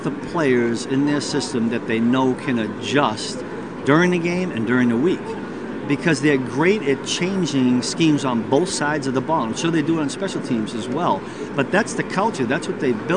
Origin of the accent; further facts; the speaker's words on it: Boston, Massachusetts, United States; I grew up in Boston